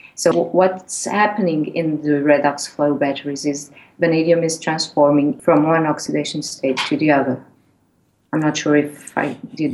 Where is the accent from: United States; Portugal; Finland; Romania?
Portugal; moved away as an adult; now in Hull, United Kingdom; I'm original from Portugal, so I studied in Lisbon